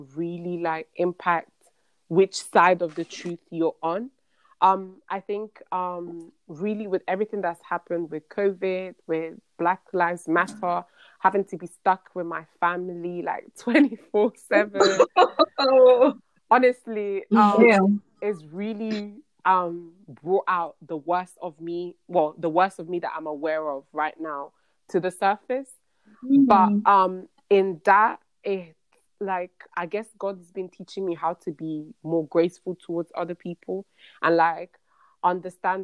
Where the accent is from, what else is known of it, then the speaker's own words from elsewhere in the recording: United States; as an American